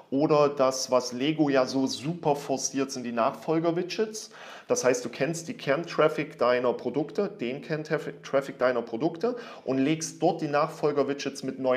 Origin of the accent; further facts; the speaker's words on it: Germany; als Deutscher nicht.